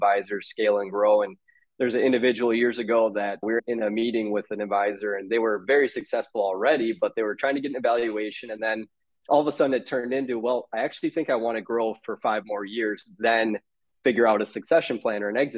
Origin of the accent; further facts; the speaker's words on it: Minnesota, United States; accent: Minnesota; I'm in Minnesota